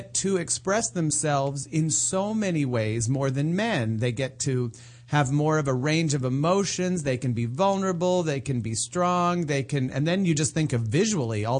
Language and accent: English; Scottsdale, Arizona, United States; moved away; I grew up in Scottsdale, Arizona.